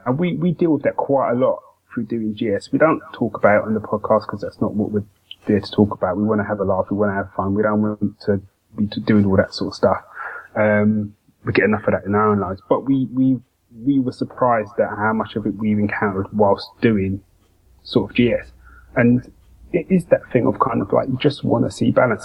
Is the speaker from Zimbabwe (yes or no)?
no; London, United Kingdom; especially growing up in London